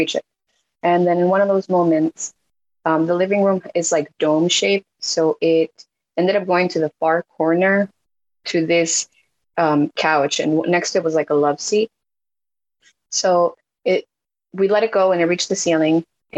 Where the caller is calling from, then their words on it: New York, United States; I'm in New York.